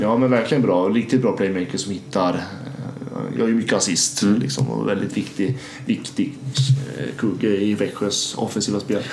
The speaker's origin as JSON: {"language": "Swedish", "town": "Gävle", "region": "Gävleborg County", "country": "Sweden", "tie": "born or raised there", "said": "som en infödd Gävlebo"}